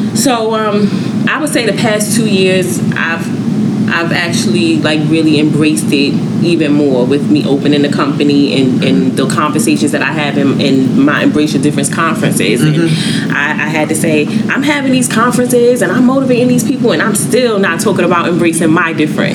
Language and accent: English; New York City, New York, United States; I'm from New York, the mm-hmm, Bronx